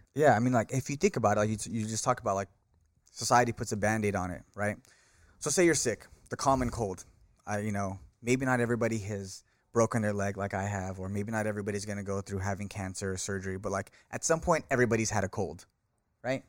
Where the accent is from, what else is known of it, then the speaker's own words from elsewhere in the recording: Bay Area, California, United States; born in California, born and raised in the Bay Area